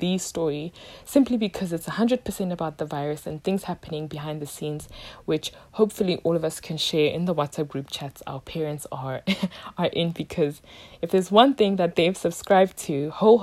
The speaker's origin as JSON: {"language": "English", "country": "South Africa", "said": "My home country, South Africa"}